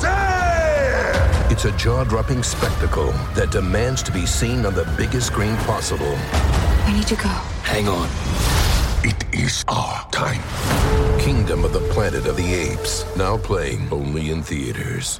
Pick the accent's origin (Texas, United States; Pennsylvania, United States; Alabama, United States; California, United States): California, United States; Los Angeles; I was actually born and raised in Tarzana